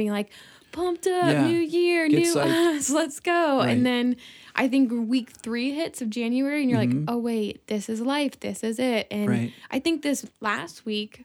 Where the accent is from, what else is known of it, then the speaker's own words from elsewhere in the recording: Ohio, United States; moved away as an adult; also born or lived in South Carolina; I grew up in Ohio